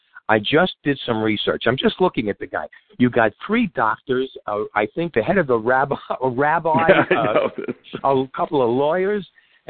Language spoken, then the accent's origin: English; New York City, New York, United States; moved away; I was born in Bedford, on Bedford Avenue and Kings Highway